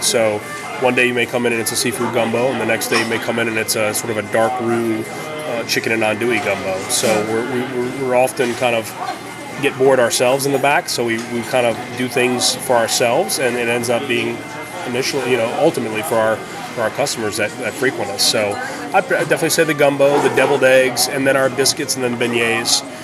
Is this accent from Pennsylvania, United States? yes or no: no; New Orleans, Louisiana, United States; moved away; growing up in New Orleans